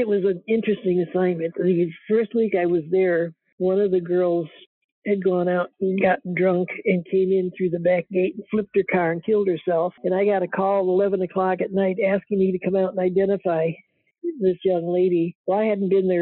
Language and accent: English; Fifth Army area, Midwest, United States; moved away as an adult; I grew up in the Fifth Army area